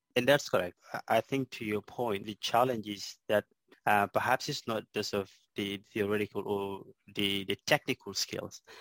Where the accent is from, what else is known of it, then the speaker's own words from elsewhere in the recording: South Sudan; moved away as an adult; now in Melbourne, Australia; grew up in a small island uh, in South Sudan